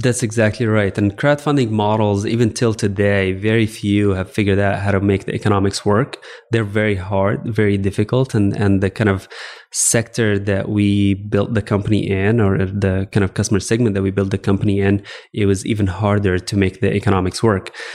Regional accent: Alexandria, Alexandria Governorate, Egypt; moved away as an adult; also born or lived in Virginia / Texas; I actually grew up in Egypt. I grew up in Alexandria, Egypt specifically.

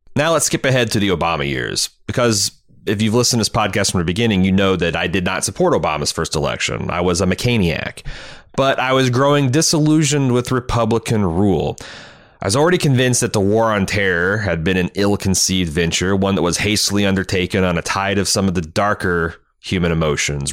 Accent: Mooresville, Indiana, United States; my hometown of Mooresville, Indiana

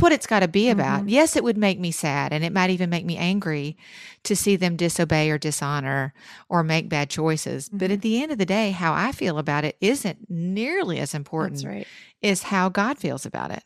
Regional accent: the South, United States; I'm from the South

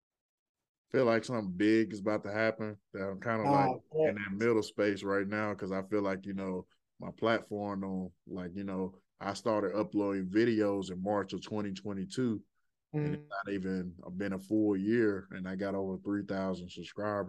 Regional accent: Birmingham, Alabama, United States; now in Louisville, United States; I'm from Birmingham, Alabama, but I'm in Louisville, Kentucky right now

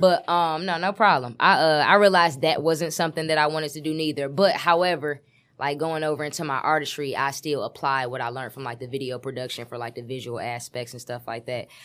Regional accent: Detroit, Michigan, United States; I'm from West Side, seven mile, Detroit, Michigan.

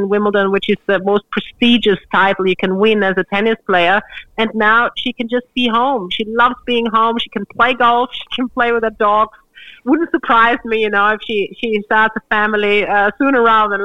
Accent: Australia; being an Australian

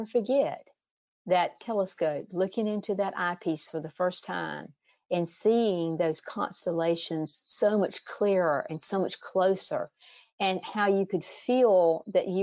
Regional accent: South Georgia, United States; growing up on a little South Georgia farm.

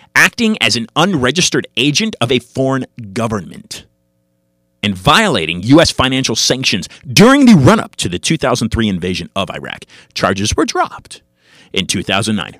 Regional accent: United States; I'm an American

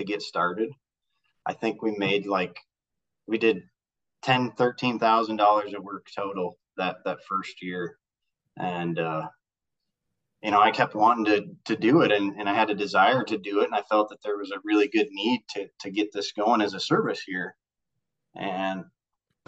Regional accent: Northeast Nebraska, United States; I'm from Northeast Nebraska

